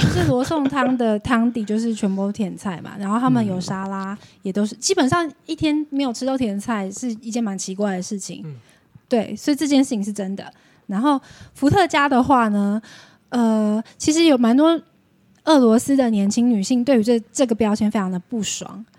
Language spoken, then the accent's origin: Chinese; Taiwan; moved away as an adult; also born or lived in Moscow, Russia; 跟我们台湾人一样